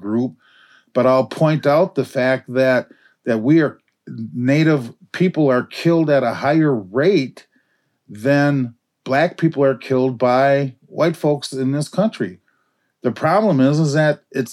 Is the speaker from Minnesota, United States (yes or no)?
yes; Minneapolis, Minnesota, United States; We lived in North Minneapolis at the time